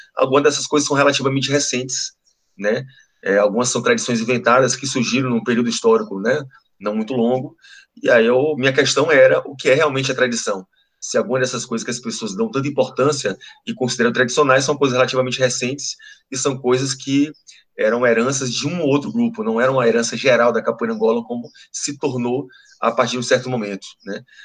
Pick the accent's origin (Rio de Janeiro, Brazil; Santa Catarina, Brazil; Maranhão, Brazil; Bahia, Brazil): Bahia, Brazil; Ilhéus; also born or lived in Minas Gerais; now in Salvador, Brazil; sou de Leos né? É, passei minha infância em Ilhéus